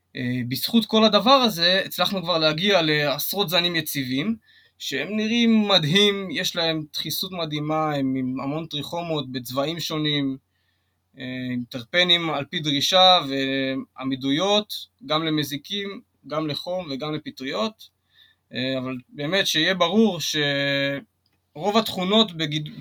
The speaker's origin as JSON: {"language": "Hebrew", "town": "Kiryat Gat", "region": "Southern District", "country": "Israel", "tie": "born or raised there", "said": "אני גדלתי בקריית גת"}